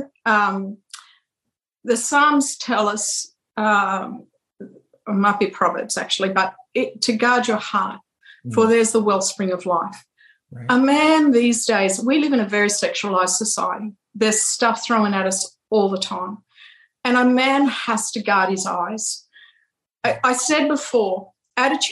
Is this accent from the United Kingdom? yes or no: yes; United Kingdom; now in United States; we're more British culture